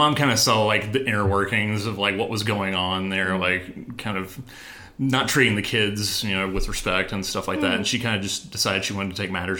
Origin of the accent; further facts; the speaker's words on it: Nashville, Tennessee, United States; Born and raised kind of on the outskirts, like the Antioch area.